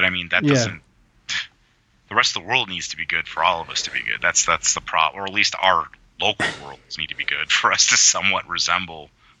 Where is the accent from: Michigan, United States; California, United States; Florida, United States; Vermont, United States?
California, United States; San Diego; I'm from San Diego.